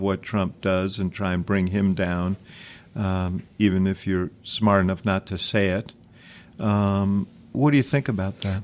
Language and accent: English; Chicago, Illinois, United States; my hometown of Chicago